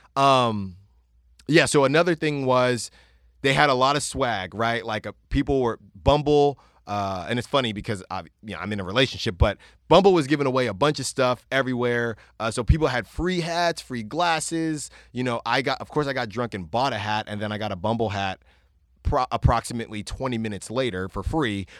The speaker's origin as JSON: {"language": "English", "region": "California", "country": "United States", "said": "I'm from Cali"}